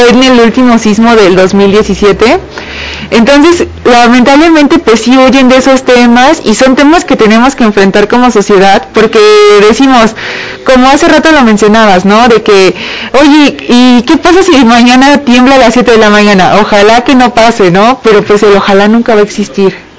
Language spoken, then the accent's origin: Spanish; Mexico; como mexicano